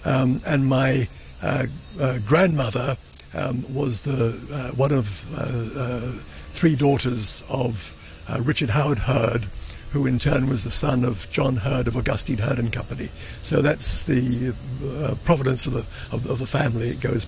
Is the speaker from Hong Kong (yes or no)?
yes; Hong Kong; born there; I was born in Stanley Internment Camp. I was one of 52 who were born in Stanley Internment Camp